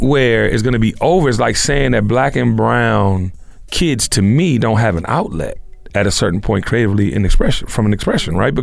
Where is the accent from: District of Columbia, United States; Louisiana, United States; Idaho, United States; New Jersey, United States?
District of Columbia, United States; Washington; when I grew up in Washington, D.C., there was a store called Madness.